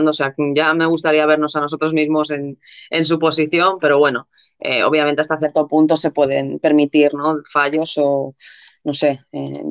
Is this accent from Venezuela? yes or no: no; Spain; supongo que somos los, españoles, ¿no? Que somos un poco así, ¿no?